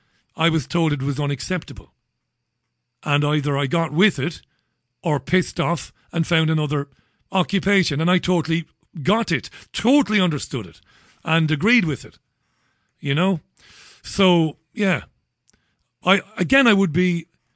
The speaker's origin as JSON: {"language": "English", "town": "Waterford", "region": "Munster", "country": "Ireland", "said": "I come from Ballybeg in Waterford City. Working class boy. My family were factory workers."}